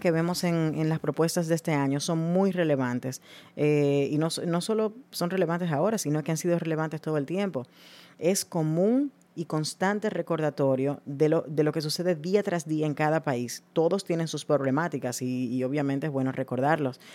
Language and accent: Spanish; Dominican Republic; soy dominicana